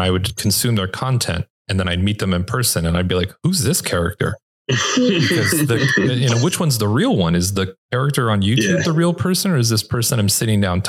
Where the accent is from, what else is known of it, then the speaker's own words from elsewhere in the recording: Los Angeles, California, United States; moved away; I grew up and lived in Los Angeles